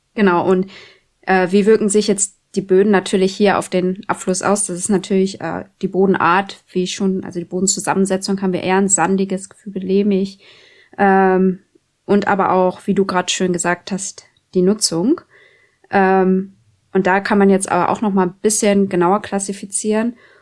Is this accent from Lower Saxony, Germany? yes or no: yes; Schaumburg district, Lower Saxony, Germany; moved away as an adult; now in Oldenburg, Germany; ich komme ja aus dem Landkreis Schaumburg